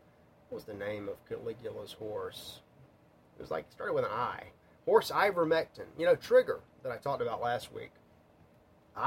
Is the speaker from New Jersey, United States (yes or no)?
no; Mississippi, United States; I grew up in Mississippi